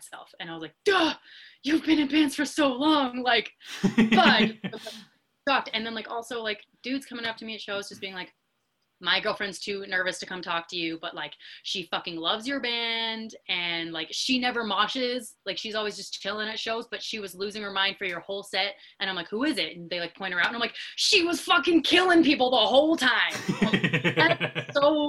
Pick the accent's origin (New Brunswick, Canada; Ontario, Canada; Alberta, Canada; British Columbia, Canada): Alberta, Canada; Calgary; We're from Calgary.